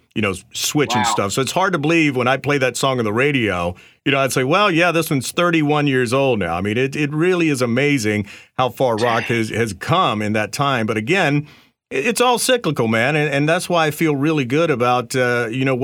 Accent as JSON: {"language": "English", "region": "North Carolina", "country": "United States", "tie": "born or raised there", "said": "I was born in North Carolina and grew up on a lot of the Southern rock stuff"}